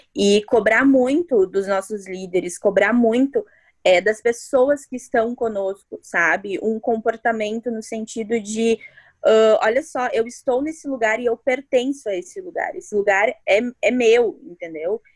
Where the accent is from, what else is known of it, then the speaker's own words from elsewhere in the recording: Santo Ângelo, Rio Grande do Sul, Brazil; Eu sou de Santo Ângelo.